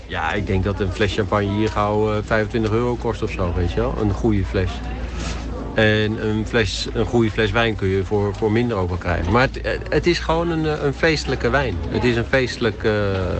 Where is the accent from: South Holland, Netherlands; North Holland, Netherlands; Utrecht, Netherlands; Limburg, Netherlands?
Utrecht, Netherlands; moved away as an adult; also born or lived in Hilversum; now in France; Ik ben geboren in Utrecht. En vervolgens uh, heel lang in Hilversum gewoond.